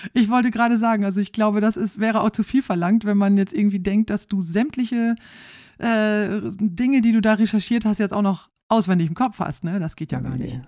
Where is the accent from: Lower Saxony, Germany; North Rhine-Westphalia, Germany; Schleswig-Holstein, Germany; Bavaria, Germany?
Lower Saxony, Germany; East Frisia; ich stamme aus Ostfriesland.